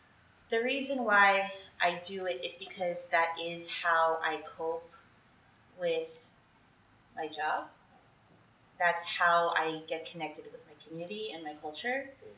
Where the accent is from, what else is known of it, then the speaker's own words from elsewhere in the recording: California, United States; More than 75% of my school was Filipino. So being a Filipino in the Bay Area was natural, where I didn't have to try hard to be something because I had so much support around me.